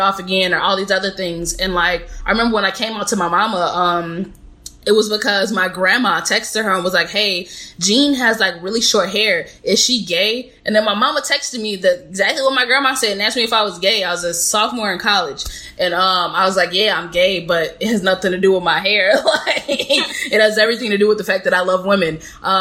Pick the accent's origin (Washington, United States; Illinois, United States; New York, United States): Illinois, United States; Chicago; moved away; I'm from Chicago